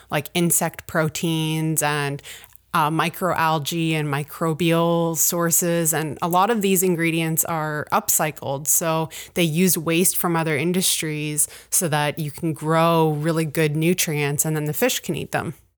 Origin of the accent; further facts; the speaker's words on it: Ontario, Canada; now in Truro, Canada; I grew up in Ontario